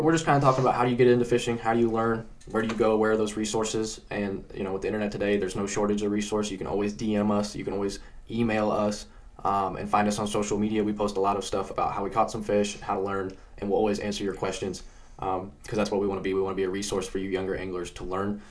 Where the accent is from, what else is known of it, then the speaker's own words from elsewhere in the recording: Indiana, United States; I grew up in Indiana